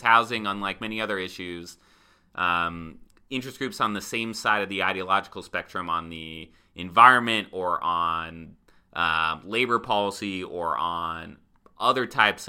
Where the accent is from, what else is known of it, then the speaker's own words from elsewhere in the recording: California, United States; That's I'm born and bred Californian. Don't get mad at me.